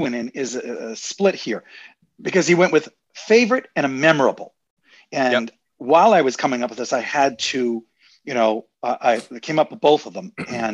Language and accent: English; Quincy, Massachusetts, United States; also born or lived in Weymouth, Massachusetts / Plymouth, Massachusetts; I grew up in Quincy, Massachusetts